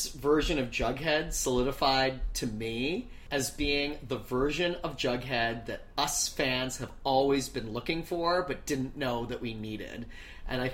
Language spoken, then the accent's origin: English; Canada; being a Canadian who's never been to a pep rally